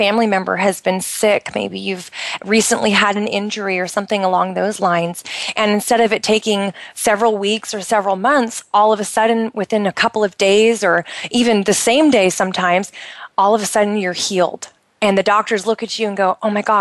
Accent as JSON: {"language": "English", "country": "United States", "moved": "yes", "lives_now": "Bahrain", "said": "I'm originally from the United States"}